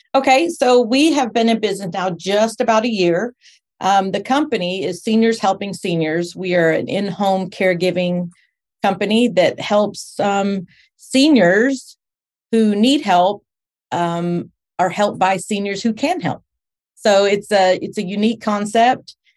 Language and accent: English; Texas, United States; moved away as an adult; also born or lived in Spring, Texas; now in Portland, Tennessee, United States; I'm from Texas